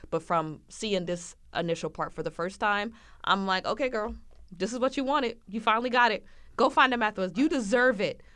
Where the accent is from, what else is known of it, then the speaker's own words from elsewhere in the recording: United States; I am American